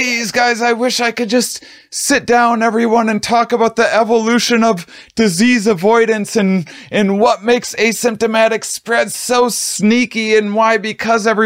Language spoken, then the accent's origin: English; Midwest, United States; I'm from the Midwest